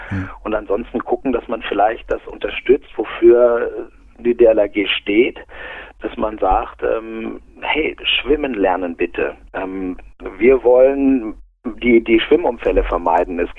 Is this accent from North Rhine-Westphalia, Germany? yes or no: no; Aurich, Lower Saxony, Germany; born there; now in Munich, Germany; Also ich lebe in München, ja